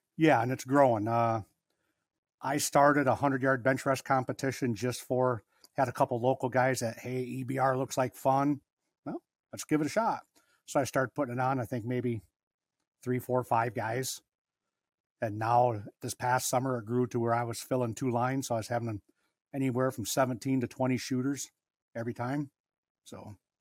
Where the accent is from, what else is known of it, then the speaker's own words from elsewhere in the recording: Harrison, Michigan, United States; also born or lived in Lansing, Michigan; I was born in Lansing, moved to Harrison when I was about three